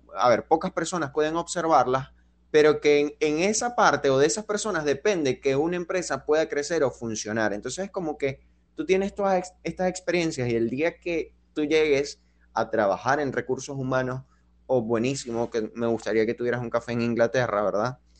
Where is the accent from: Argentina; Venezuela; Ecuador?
Venezuela; nosotros crecimos así, como con la idea de que en Venezuela es como que tú te graduabas